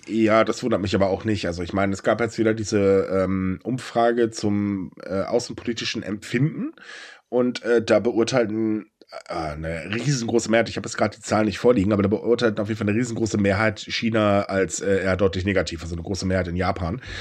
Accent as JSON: {"language": "German", "country": "Germany", "said": "bei uns in Deutschland"}